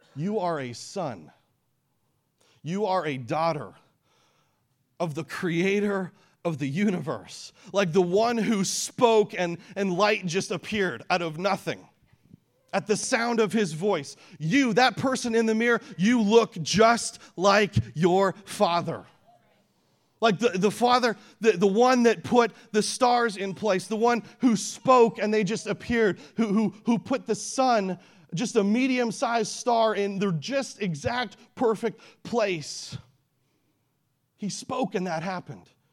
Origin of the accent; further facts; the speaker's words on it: Canada; now in Peoria, United States; I was born in Canada. I live in Peoria now. That's my hometown.